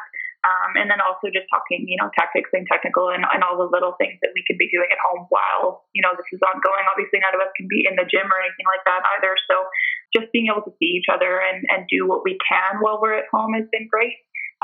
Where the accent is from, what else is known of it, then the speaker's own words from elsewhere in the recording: Lower Mainland, British Columbia, Canada; I am born and raised in the Lower Mainland, so it's very hot and sunny here most of the time